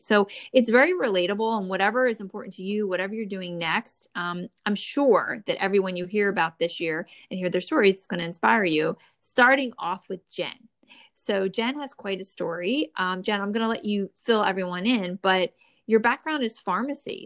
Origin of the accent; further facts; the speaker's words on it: New Jersey, United States; I'm from the Northeast and I grew up in New Jersey